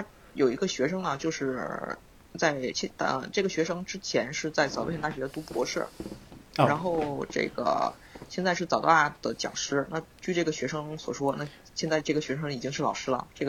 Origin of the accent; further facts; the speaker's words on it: China; moved away as an adult; also born or lived in Beijing, China; now in Tokyo, Japan; 像我们中国人啊，